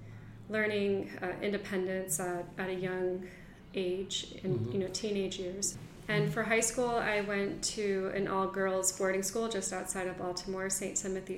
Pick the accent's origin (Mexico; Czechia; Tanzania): Mexico; now in United States; And it was a wonderful life and childhood growing up in Mexico. After that, we moved back to Miami, and that is where I spent most of my elementary school years and middle school.